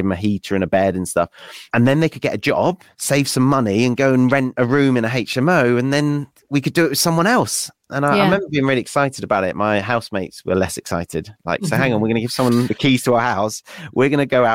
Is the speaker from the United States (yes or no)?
no; West Wales, United Kingdom; moved away as an adult; also born or lived in Nottingham; I grew up in West Wales.